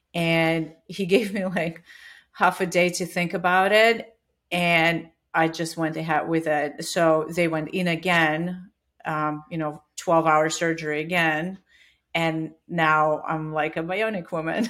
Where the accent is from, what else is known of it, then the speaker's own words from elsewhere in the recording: Siberia, Russia; moved away as an adult; also born or lived in Australia / Dubai / New Zealand / China; now in Katy, United States; I was born in Siberia